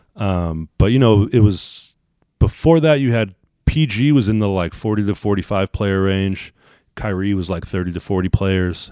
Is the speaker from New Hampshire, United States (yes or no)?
no; Sacramento, California, United States; moved away as an adult; also born or lived in Oregon; growing up in Sacramento